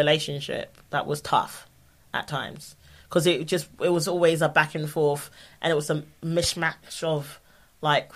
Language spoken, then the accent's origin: English; London, United Kingdom; I'm from South London